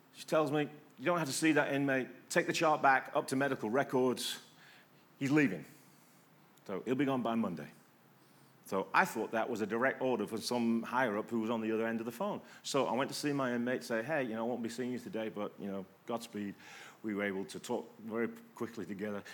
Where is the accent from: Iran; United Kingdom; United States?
United Kingdom; England; moved away; I'm English